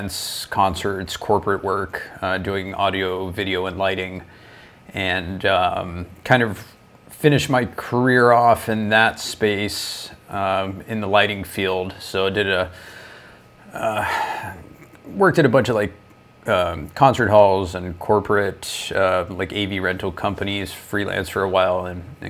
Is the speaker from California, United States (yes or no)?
no; Florida, United States; moved away as an adult; also born or lived in Toronto, Canada; now in Ontario, Canada; I'm originally from Florida, down in the States